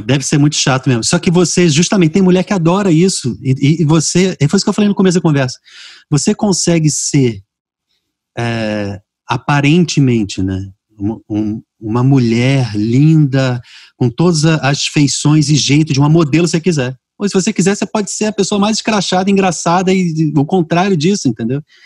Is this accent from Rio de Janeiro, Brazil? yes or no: yes; Rio de Janeiro, Brazil; moved away as an adult; now in Fortaleza, Brazil; eu nasci e fui criado no Rio